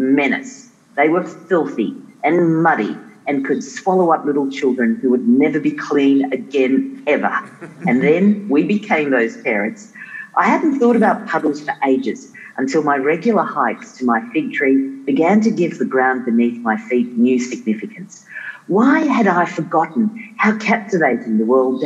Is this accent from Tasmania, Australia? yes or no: yes; Tasmania, Australia; also born or lived in South Africa; when we were growing up in Tasmania